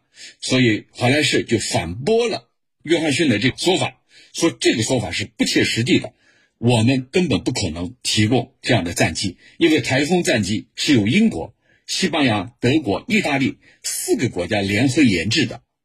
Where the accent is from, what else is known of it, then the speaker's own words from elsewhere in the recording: China; 在我们中国人看来是什么呢？